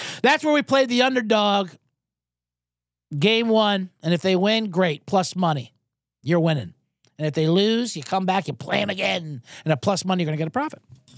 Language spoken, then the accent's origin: English; United States; But we're American. We don't know hockey.